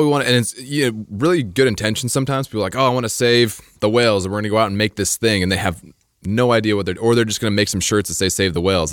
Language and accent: English; Idaho, United States; I grew up in Idaho